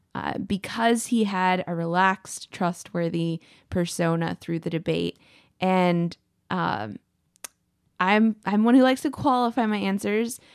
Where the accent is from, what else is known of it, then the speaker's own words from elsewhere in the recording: Texas, United States; as a Texan